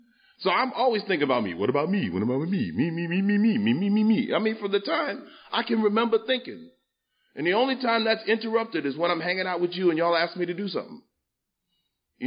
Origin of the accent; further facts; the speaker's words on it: New York, United States; I grew up in New York, you know, where they make it, South Bronx